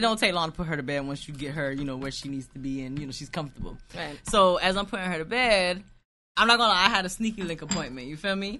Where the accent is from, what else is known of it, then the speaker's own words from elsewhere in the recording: United States; I was born in America, but my mother's Jamaican, my father's Guyanese